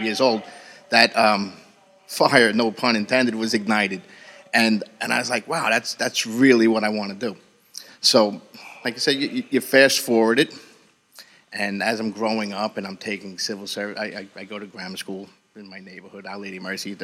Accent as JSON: {"language": "English", "town": "Jersey City", "region": "New Jersey", "country": "United States", "tie": "born or raised there", "said": "growing up in Jersey City and having your father as a cop"}